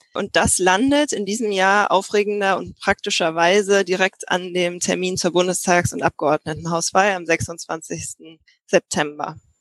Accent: Berlin, Germany; ich komme aus Berlin, meine Eltern wohnen hier, mein Bruder wohnt hier

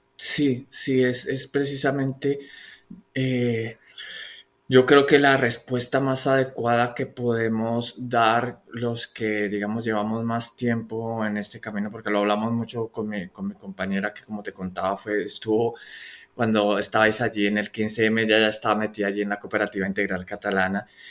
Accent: Colombia; yo soy colombiano

